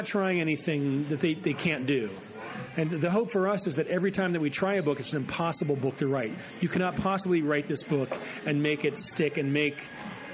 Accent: Pittsburgh, Pennsylvania, United States; growing up in Pittsburgh

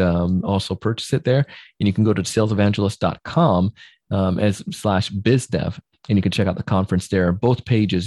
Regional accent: Jamaica; moved away; I grew up in Jamaica

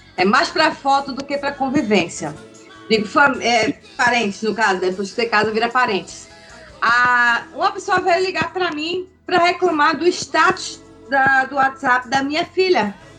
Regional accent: Pernambuco, Brazil; moved away as an adult; now in Santa Catarina, Brazil; Atualmente eu moro em Santa Catarina, mas eu sou natural de Pernambuco

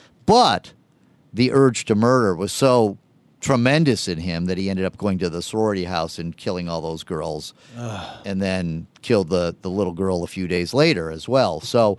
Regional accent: California, United States; I grew up in California, and I remember when the Hillside Strangler case in the late 70s, very scary.

